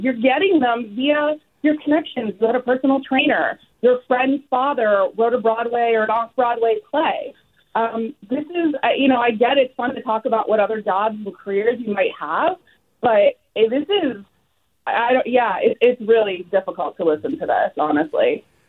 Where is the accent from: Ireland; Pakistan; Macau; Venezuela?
Ireland; Dublin, Leinster; now in Petaluma, United States; I grew up in Ireland, in Dublin.